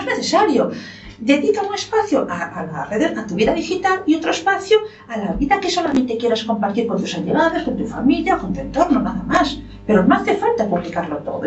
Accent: Lugo, Galicia, Spain; ¿gallega de dónde yo? De Lugo

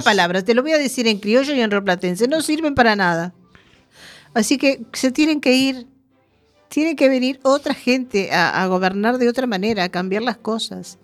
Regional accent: Uruguay; moved away; En mi país

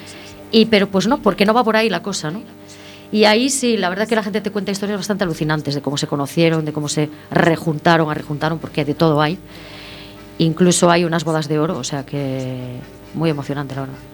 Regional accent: Santiago de Compostela, Galicia, Spain; also born or lived in Ferrol; soy de San Pedro, del barrio de San Pedro

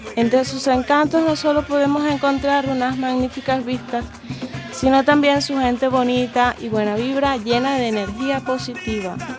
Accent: Venezuela; now in Spain; soy venezolana.

